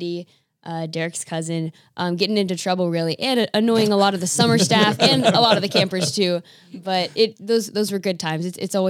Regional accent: Camp Nathanael, Kentucky, United States; now in Daniels, United States; I'm from here originally, from Camp Nathaniel. I've been here my whole life.

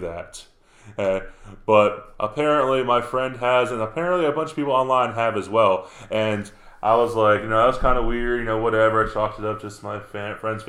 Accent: New York, United States; Up in the woods in New York, in my hometown

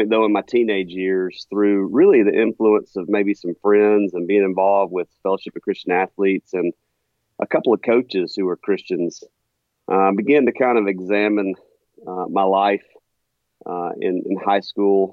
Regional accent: Meridian, Mississippi, United States; moved away as an adult; also born or lived in Jackson, Mississippi / Ridgeland, Mississippi; now in Huntsville, United States; I was born and raised in Meridian, Mississippi

